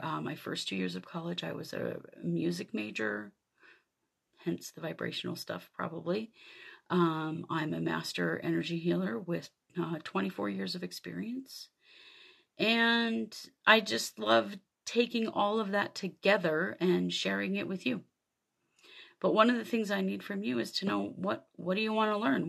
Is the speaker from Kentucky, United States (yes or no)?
no; Idaho, United States; I grew up in Idaho in the U S